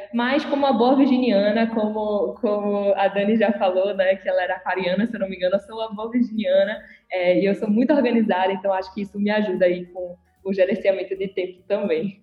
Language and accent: Portuguese; Recife, Pernambuco, Brazil; eu sou aqui de Recife